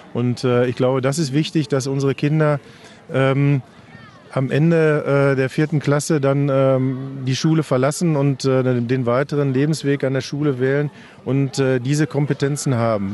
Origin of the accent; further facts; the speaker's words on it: Hamm, North Rhine-Westphalia, Germany; zumindest weiß ich über meine Heimat doch relativ viel.